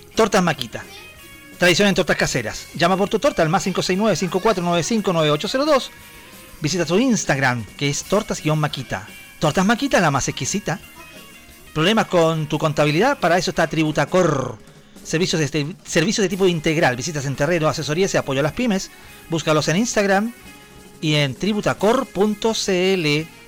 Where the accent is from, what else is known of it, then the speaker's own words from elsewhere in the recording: Chile; yo soy un chileno que trata de hacer un, intentar hacer un programa de radio